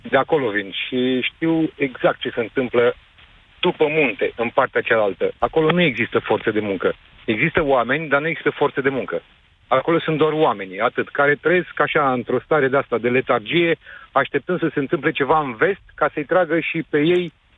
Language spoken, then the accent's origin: Romanian; Brașov, Brașov County, Romania; moved away as an adult; also born or lived in United Kingdom; sunt din Brașov